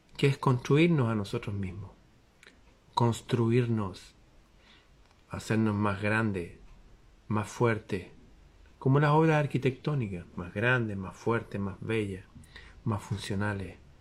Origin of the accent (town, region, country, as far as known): Chile